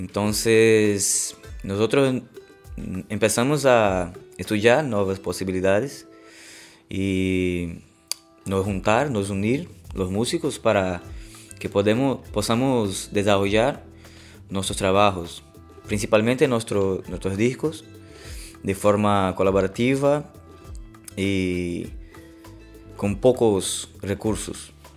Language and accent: Spanish; Recife, Pernambuco, Brazil; Spanish is a second language; moved away; soy de Recife, Pernambuco, Brasil